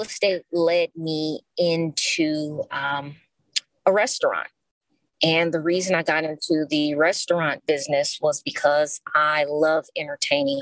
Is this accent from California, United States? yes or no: yes; Los Angeles, California, United States; I am born and raised in Los Angeles, California, still here